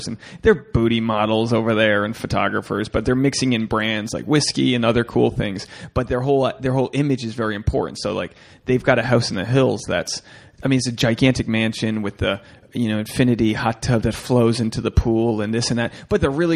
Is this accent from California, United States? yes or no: no; Newport, Rhode Island, United States; in Newport, my hometown